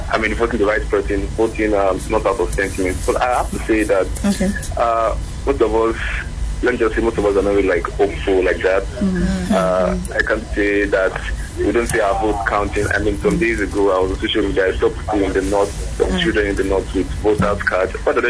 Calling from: Ekiti, Nigeria; I'm calling from Ekiti.

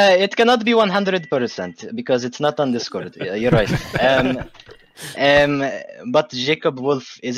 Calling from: Baghdad, Baghdad Governorate, Iraq; English is a second language; Uh, Baghdad, Iraq.

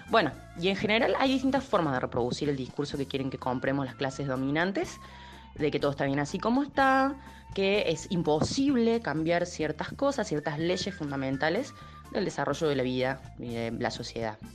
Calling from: Villa Carlos Paz, Córdoba, Argentina; Hola amigos, ¿cómo están? … de Carlos Paz.

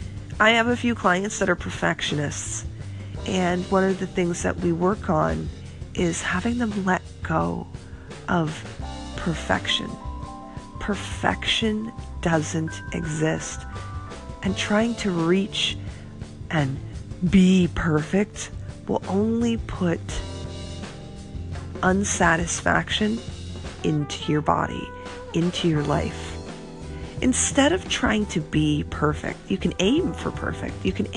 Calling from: Florida, United States; I am calling you from Florida at the Y.

